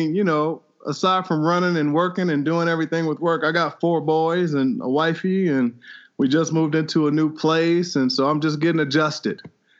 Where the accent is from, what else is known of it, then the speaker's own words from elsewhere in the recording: Midwest, United States; I'm from the Midwest, man.